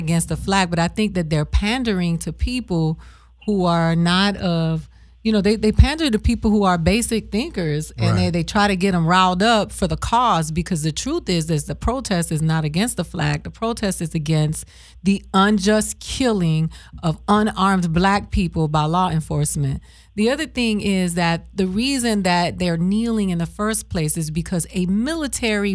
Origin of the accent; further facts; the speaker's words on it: Miami, Florida, United States; moved away; I'm from Miami